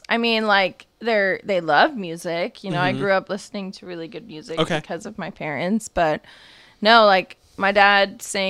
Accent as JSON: {"language": "English", "town": "Sundance", "region": "Utah", "country": "United States", "tie": "born or raised there", "also_born_or_lived": "New Jersey"}